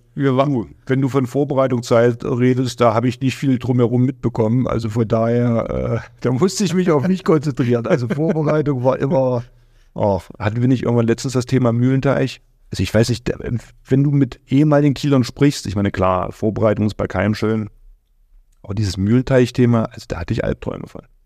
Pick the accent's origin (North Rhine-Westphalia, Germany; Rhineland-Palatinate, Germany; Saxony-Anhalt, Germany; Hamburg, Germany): Saxony-Anhalt, Germany; Magdeburg; moved away; für mich als Magdeburger Junge